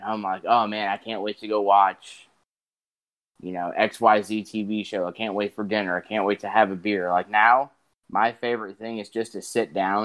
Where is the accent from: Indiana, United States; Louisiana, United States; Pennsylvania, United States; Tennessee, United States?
Indiana, United States; Northwest; Methy and I are from the Chicago area, so like I'm from the Indiana side, Northwest Indiana